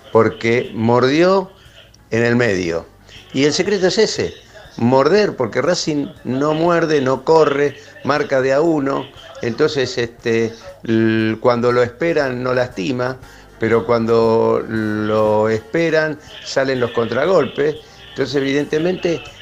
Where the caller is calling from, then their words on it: Escalada, Buenos Aires Province, Argentina; de Escalada.